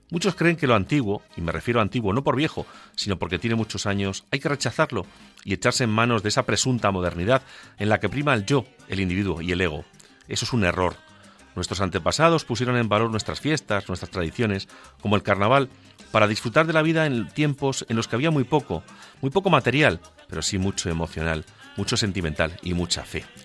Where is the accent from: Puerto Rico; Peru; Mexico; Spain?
Spain; Castilla-La Mancha; ya que soy manchego